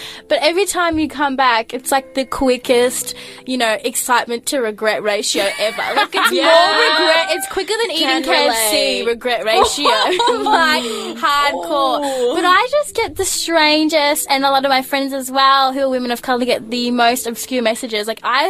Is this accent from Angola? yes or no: yes; Angola; now in Melbourne, Australia; Sometimes I just play dumb and I'm like, I'm from Melbourne. But I just decided, I was like, no, I'm from, you know, Angola, which is West Africa, or to the west.